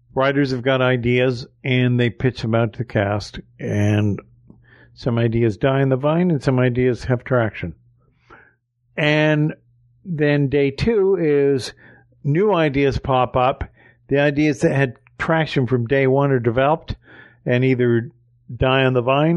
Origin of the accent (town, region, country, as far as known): Canada